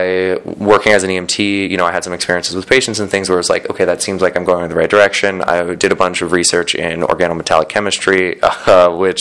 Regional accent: San Diego, California, United States; moved away as an adult; also born or lived in Boston, Massachusetts; I'm born and raised in San Diego, or just north of San Diego. I lived there for 18 years.

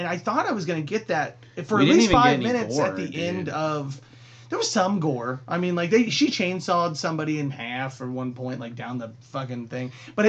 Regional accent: Scotland, United Kingdom; I'm Scottish.

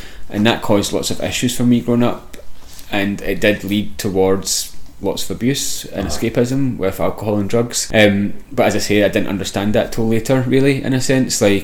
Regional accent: Glasgow, Scotland, United Kingdom; moved away as an adult; also born or lived in London; So I grew up in the east end of Glasgow in an area called Mount Vernon

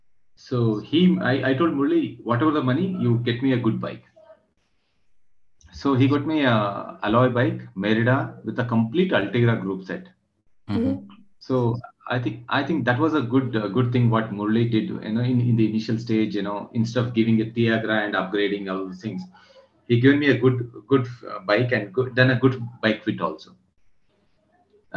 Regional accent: Coorg, Karnataka, India; moved away as an adult; also born or lived in Mysore, India; now in Bangalore, India; I am from Coorg, born and brought up in Coorg, and studies and everything did in Mysore. And then I'm in Bangalore from 2008.

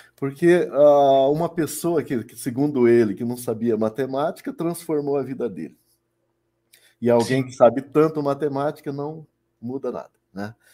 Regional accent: Paraná, Brazil; sou do Paraná

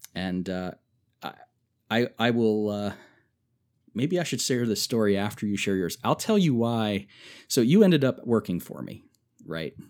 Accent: Germantown, Maryland, United States; moved away as an adult; also born or lived in West Virginia; where I grew up in Germantown, Maryland

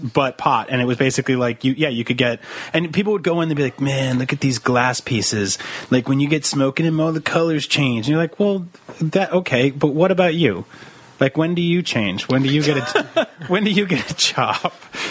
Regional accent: East Coast, United States; moved away; I grew up on the East Coast where we didn't have pot clubs and there was no legalized pot.

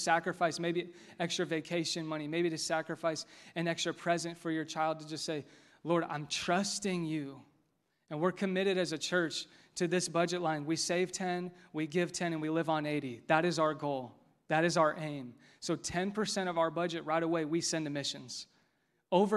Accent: Westfield, Indiana, United States; growing up in Westfield. This is my hometown.

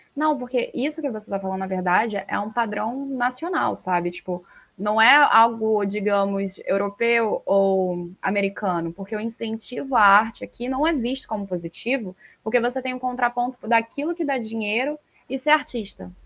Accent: Rio de Janeiro, Brazil; eu sou carioca

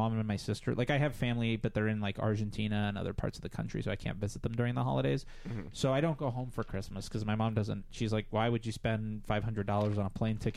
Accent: South Florida, United States; moved away

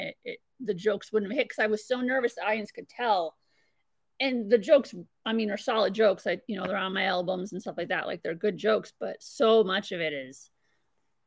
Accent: Ham Lake, Minnesota, United States; I'm from Ham Lake

